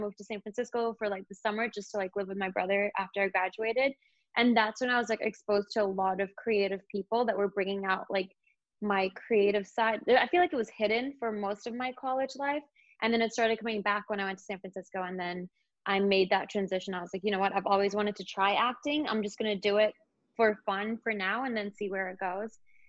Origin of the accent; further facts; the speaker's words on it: London, United Kingdom; I lived in London. I grew up in London as well.